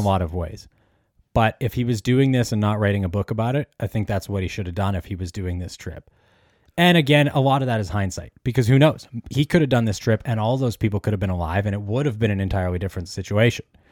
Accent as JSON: {"language": "English", "country": "Canada", "said": "we're both from Canada"}